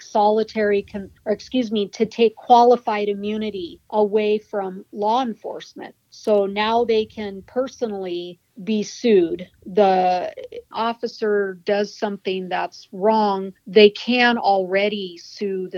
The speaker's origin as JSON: {"language": "English", "region": "Washington", "country": "United States", "tie": "born or raised there", "said": "When I was growing up in Washington State"}